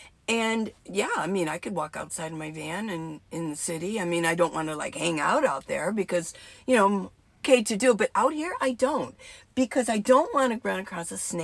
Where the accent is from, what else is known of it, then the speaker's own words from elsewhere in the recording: Port Clinton, Ohio, United States; now in Arizona, United States; I was born and raised in northern Ohio near Port Clinton.